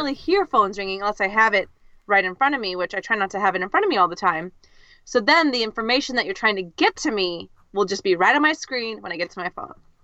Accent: California, United States; first language English; I'm your American co-host from California, the United States.

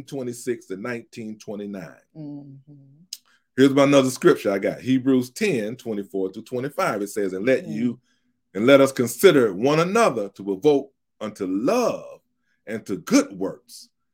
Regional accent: Hickory, North Carolina, United States; we're from Hickory, North Carolina.

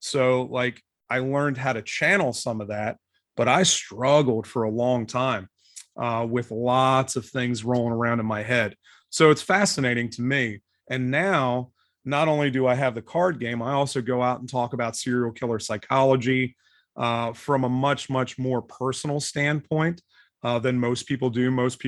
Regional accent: right outside of Philadelphia, Pennsylvania, United States; now in Cincinnati, United States; I grew up right outside of Philadelphia.

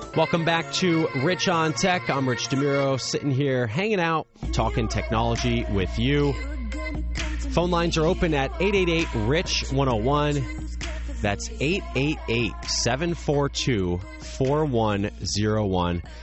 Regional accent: New Jersey, United States; my Friday nights growing up in New Jersey

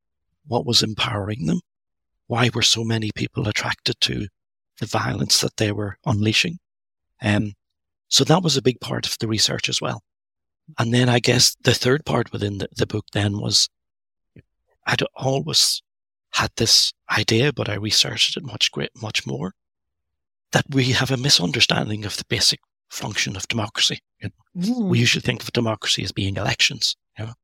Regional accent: Northern Ireland, United Kingdom; I grew up, I was born in Northern Ireland. I grew up there during the Troubles

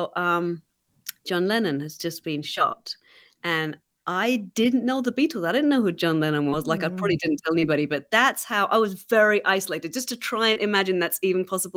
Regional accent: England, United Kingdom; moved away; growing up in England

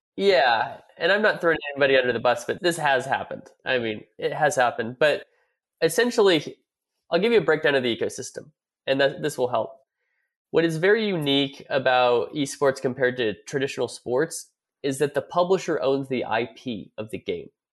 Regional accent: California, United States; now in Dallas, United States; I'm from California. But, you know, I live in Dallas now

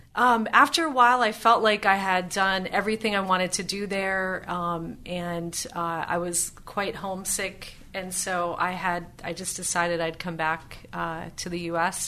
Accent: United States; I only knew growing up in the United States

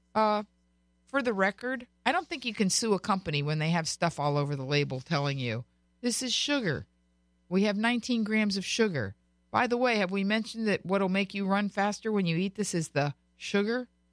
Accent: Florida, United States; now in California, United States; I was born and raised in Florida, but I live in California

